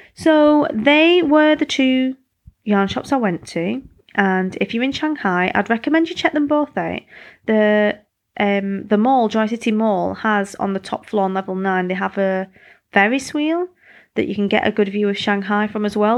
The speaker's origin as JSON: {"language": "English", "country": "United Kingdom", "moved": "yes", "said": "I'm British"}